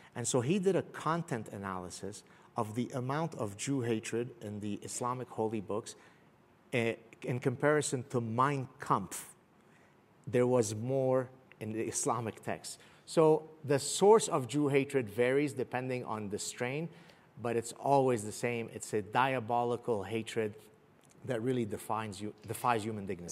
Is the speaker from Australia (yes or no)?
no; Canada; also born or lived in Beirut; I'm Canadian